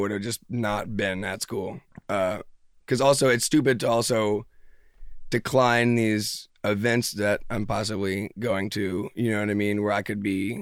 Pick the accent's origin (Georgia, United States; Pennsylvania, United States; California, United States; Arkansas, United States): Pennsylvania, United States; Philadelphia; also born or lived in New Jersey / Ohio; we moved to Ohio until like fourth grade. And then basically from fourth grade up, I've been in Philly. So I feel like I've definitely grown up in Philly